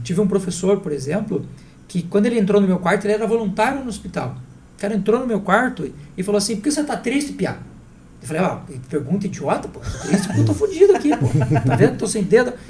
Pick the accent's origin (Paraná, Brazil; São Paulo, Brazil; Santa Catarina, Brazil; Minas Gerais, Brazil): Santa Catarina, Brazil; moved away; Eu não nasci aqui, eu sou de Santa Catarina